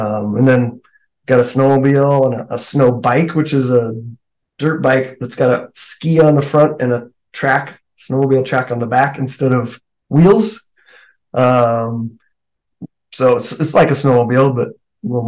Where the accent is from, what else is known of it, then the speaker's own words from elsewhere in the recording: Alaska, United States; now in Colorado, United States; I grew up in Alaska. I live in Colorado now, but I was born and raised there.